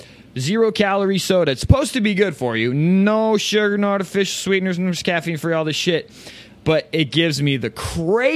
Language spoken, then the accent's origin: English; Phoenix, Arizona, United States; I'm from Phoenix, Arizona